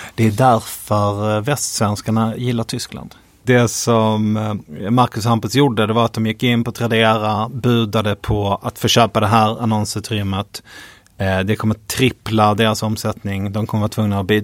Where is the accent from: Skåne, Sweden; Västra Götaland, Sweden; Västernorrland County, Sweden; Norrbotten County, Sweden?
Skåne, Sweden; Vi är båda från Skåne